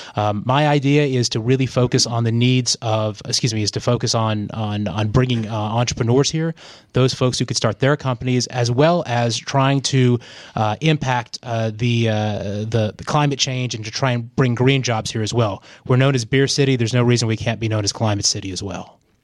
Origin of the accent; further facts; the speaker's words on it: Asheville, North Carolina, United States; also born or lived in Chicago; I grew up here in Asheville